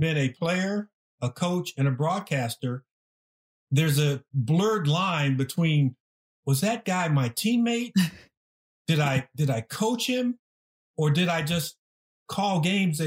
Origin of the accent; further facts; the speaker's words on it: Southern California, United States; moved away as an adult; also born or lived in Green Bay; I came from Southern California.